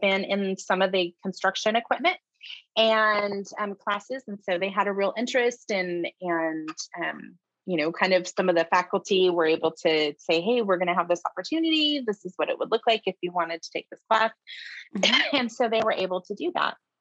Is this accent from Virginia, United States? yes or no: no; Shasta County, California, United States; I'm born and raised in Shasta County